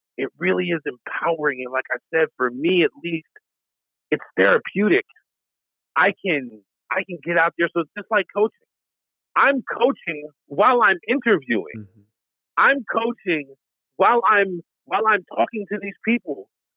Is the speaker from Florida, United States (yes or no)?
no; upstate New York, United States; also born or lived in Washington State; being a New Yorker, upstate New Yorker